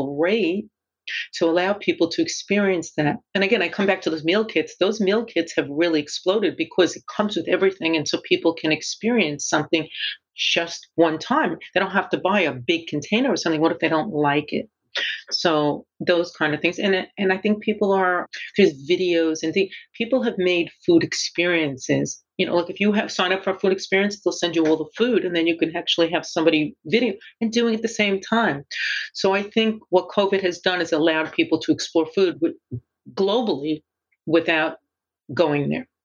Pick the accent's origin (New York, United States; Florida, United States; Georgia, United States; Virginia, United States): New York, United States; New York City; I grew up in Brooklyn